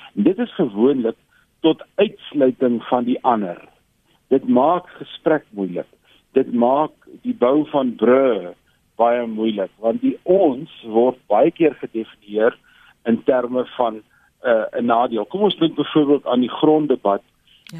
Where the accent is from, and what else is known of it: South Africa